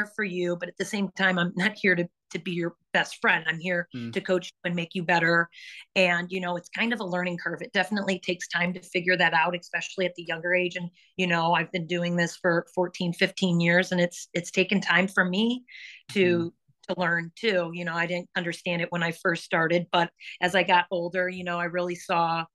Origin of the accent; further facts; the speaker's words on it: Chesterton, Indiana, United States; I'm from Chesterton, and Crown Point is just like down the highway